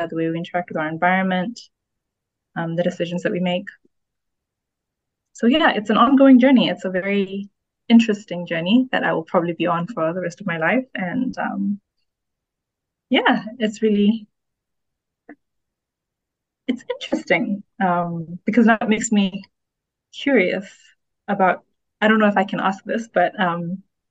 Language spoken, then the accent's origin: English; Botswana; moved away as an adult; now in Ghana; I grew up in Botswana. I've only just moved back to Ghana, which is my country of origin